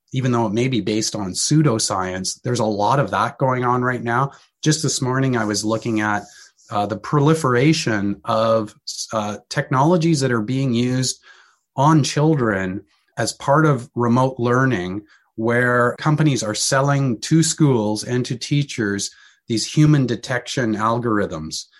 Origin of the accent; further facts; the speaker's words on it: Canada; being Canadian, located in Canada